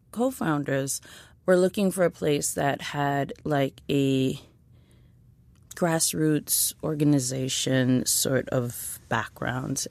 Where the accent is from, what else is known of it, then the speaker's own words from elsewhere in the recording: New York City, New York, United States; I grew up in East Flatbush, Brooklyn.